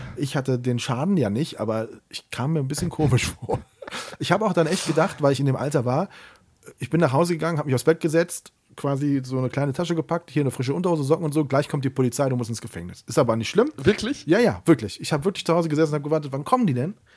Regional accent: Siegburg, North Rhine-Westphalia, Germany; in meiner Heimatstadt in Siegburg

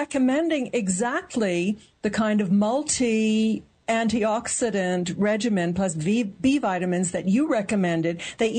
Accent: Oregon, United States; I'm from Oregon

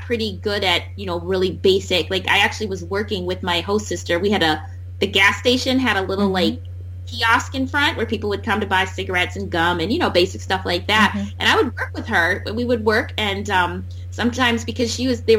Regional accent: Wisconsin, United States

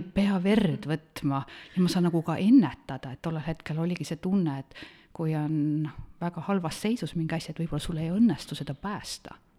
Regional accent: Otepää, Valga County, Estonia; olen pärit Otepäält, metsade, järvede, looduse keskelt

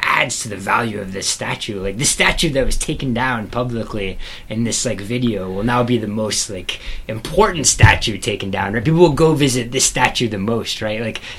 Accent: College Station, Texas, United States; born or raised there

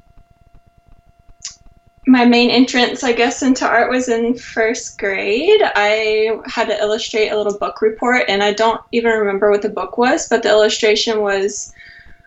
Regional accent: North Carolina, United States; moved away as an adult; now in San Jose, United States; I'm originally from North Carolina and I grew up there, but I moved to California almost 3 years ago

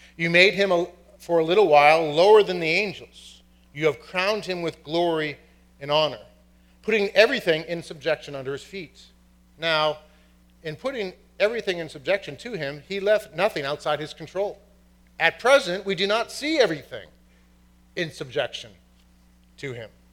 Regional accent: Boston, Massachusetts, United States; from Boston, and my family is from County Cork, Ireland

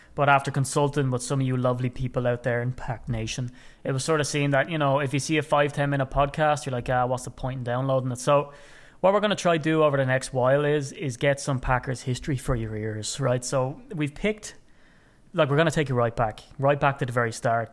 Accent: Ireland; as an Irishman, and I like to wax lyrical about being Irish

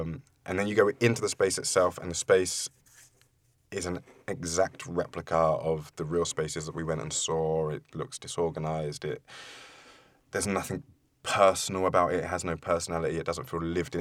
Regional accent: London, United Kingdom; also born or lived in Forest Gate; I grew up in East London, in Leytonstone, and then moved to Forest Gate when I was a little bit older with my mum

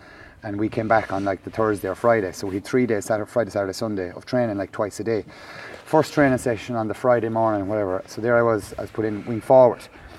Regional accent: Limerick, Munster, Ireland; I was coming from Limerick

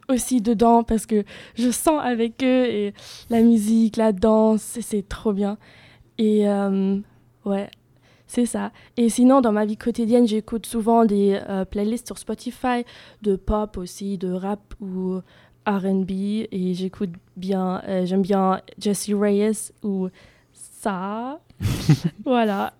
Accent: Germany; French is a second language; moved away as an adult; now in Bordeaux, France; Et en Allemagne, je viens de l'Allemagne

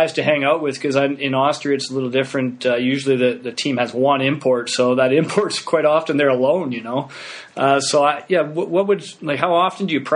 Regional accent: West, Western Canada, Canada; I'm Canadian. I should know, but I'm on the West

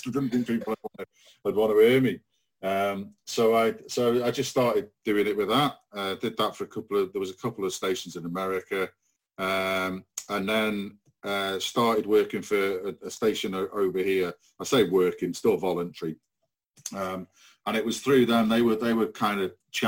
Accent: Rhyl and Prestatyn, North Wales, United Kingdom; where we grew up in Rhyl and Prestatyn

